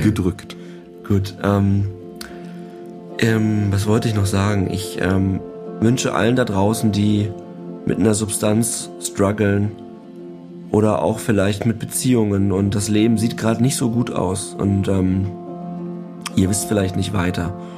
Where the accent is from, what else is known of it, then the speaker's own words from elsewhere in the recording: eastern Germany, Germany; ich bin ja im, im Ostteil Deutschlands groß geworden